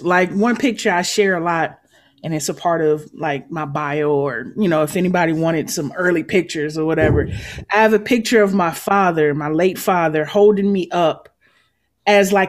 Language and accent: English; Detroit, Michigan, United States; moved away as an adult; now in Chicago, United States; Born and raised in Detroit